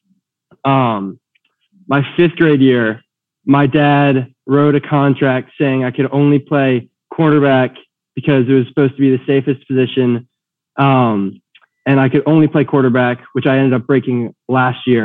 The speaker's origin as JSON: {"language": "English", "town": "New Orleans", "region": "Louisiana", "country": "United States", "tie": "born or raised there", "said": "growing up in the South"}